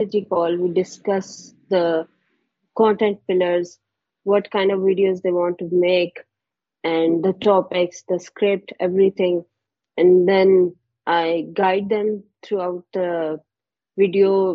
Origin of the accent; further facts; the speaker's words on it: Haripur, Khyber Pakhtunkhwa, Pakistan; moved away as an adult; now in Islamabad, Pakistan; I was born in Haripur and we shifted here 3 years ago